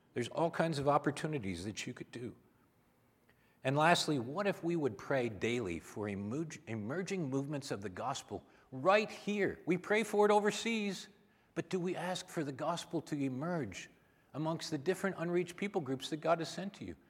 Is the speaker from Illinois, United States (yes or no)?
no; Minnesota, United States; I'm from Minnesota